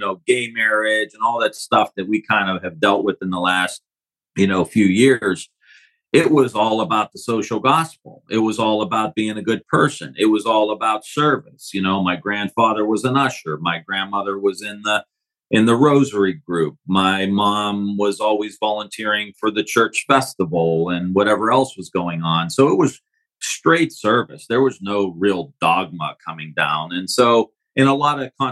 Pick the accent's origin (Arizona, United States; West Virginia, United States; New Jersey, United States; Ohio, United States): Ohio, United States; Youngstown; I grew up just outside of Youngstown, Ohio, northeast area of the state